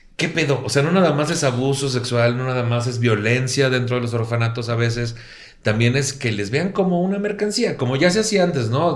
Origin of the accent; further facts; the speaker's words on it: Mexico; así somos como mexicanos